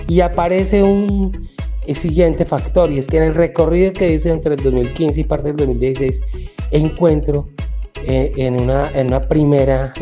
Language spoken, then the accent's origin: Spanish; Bogotá, Colombia; also born or lived in Boyacá; yo nací en Bogotá, pero tengo una formación y unos antepasados de Boyacá